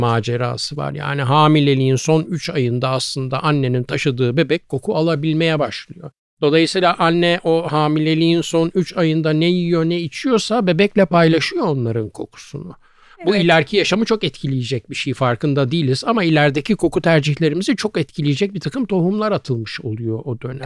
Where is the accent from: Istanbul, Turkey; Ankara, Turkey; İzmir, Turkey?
Istanbul, Turkey; also born or lived in Büyükdere, Sarıyer / Kadıköy; Arnavutköy'de çok küçük yani böyle hakikaten 3-4 yaşların falan herhalde oralardaydı.